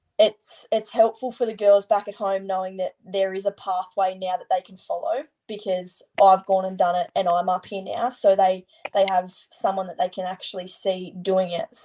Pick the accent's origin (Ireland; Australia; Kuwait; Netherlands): Australia; Leeton, New South Wales; moved away as an adult; now in Sydney, Australia; Leeton. I'm 55 k's from Griffith.